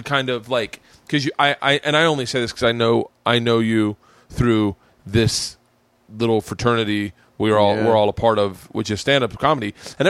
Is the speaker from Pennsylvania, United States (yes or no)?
no; Tampa, Florida, United States; Tampa. Fucking really.